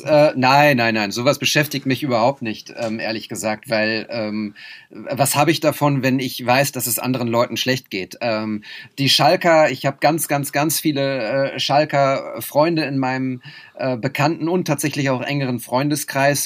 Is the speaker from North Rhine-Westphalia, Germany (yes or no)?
yes; Münster, North Rhine-Westphalia, Germany; Münster ist meine, meine Heimatstadt